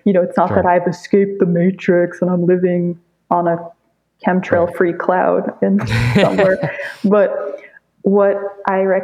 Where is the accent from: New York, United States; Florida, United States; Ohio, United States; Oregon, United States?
New York, United States; New York City; when I grew up in New York City